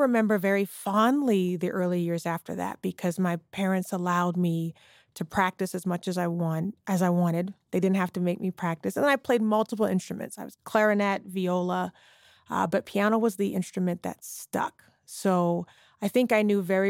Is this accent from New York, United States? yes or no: no; Charleston, South Carolina, United States; now in Texas, United States; now I live in Texas now. I'm originally from Charleston, South Carolina